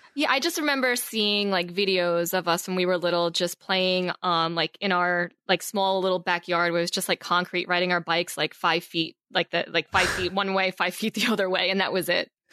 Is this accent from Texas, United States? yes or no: no; Long Island, New York, United States; moved away as an adult; also born or lived in Queens, New York; now in Los Angeles, United States; I grew up mostly, mostly on Long Island, New York, uh, originally born in Queens, then moved to, like, Long Island when I was about seven